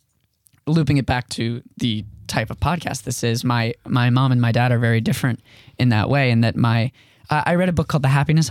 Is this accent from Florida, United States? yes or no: yes; West Palm Beach, Florida, United States; also born or lived in Bryn Mawr, Pennsylvania; I'm from West Palm Beach, Florida is where I grew up. I was born in Bryn Mawr, Pennsylvania, but we quickly moved to West Palm when I was young.